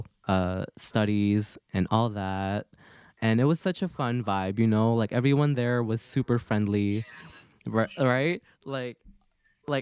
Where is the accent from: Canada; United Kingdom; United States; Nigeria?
Canada; also born or lived in Philippines; growing up in Canada, since I was 6 years old, I did not know, or I still hear Tagalog at home